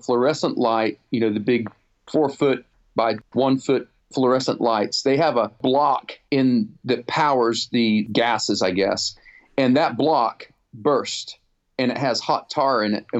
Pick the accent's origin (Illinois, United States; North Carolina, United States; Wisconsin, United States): North Carolina, United States; also born or lived in Nottingham, United Kingdom / Pennsylvania / Rhode Island / New Hampshire; I grew up in the South